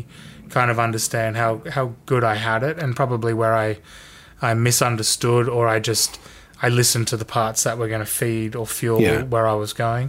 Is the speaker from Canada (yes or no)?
no; Sydney, New South Wales, Australia; Growing up in Sydney